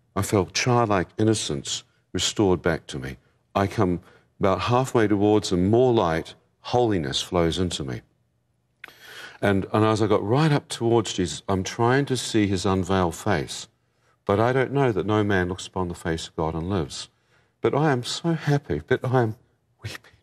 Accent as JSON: {"language": "English", "country": "New Zealand", "said": "I come from New Zealand, like Lord of the Rings country"}